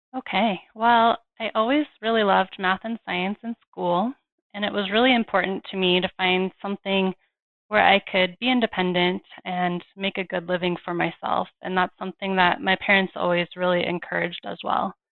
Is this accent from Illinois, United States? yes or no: no; Fort Collins, Colorado, United States; my hometown of Fort Collins, Colorado